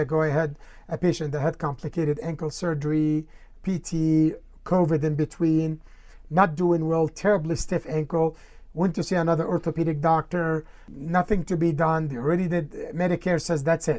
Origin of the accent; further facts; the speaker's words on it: Egypt; now in Colorado, United States; I grew up in Egypt with the difficult situations